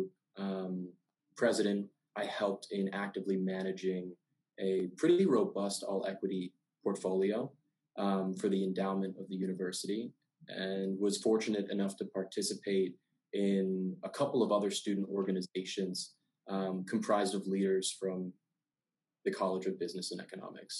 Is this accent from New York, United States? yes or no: no; Maryland, United States; I'm from Maryland, and I'm a first-generation college student.